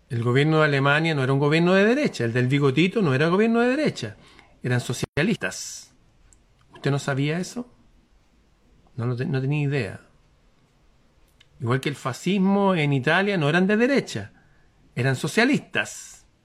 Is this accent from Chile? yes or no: yes; Chile; Yo soy chileno, hijo de padres chilenos, nieto de chilenos, bisnieto de chilenos, tataranieto de chilenos